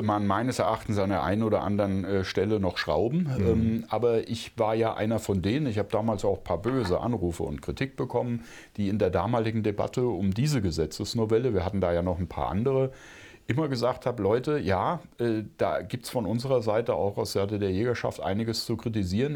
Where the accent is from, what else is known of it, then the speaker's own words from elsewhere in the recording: Brandenburg, Germany; ich bin ja Brandenburger